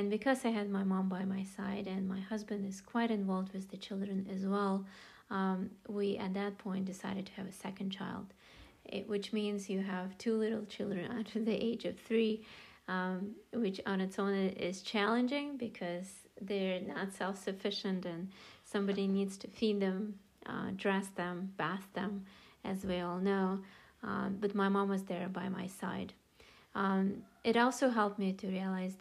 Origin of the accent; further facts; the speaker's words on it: Russia; moved away as an adult; now in Chicago, United States; I am originally from Russia. I came to the United States in 1995, and I came to go to college